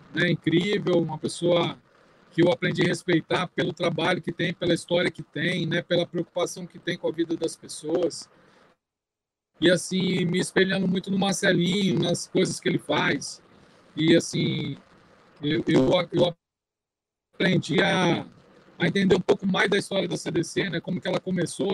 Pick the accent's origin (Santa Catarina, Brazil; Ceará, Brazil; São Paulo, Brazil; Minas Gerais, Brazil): São Paulo, Brazil; now in Espírito Santo, Brazil; Eu, eu vim de São Paulo de uma comunidade, então, assim, eu fui nascido e criado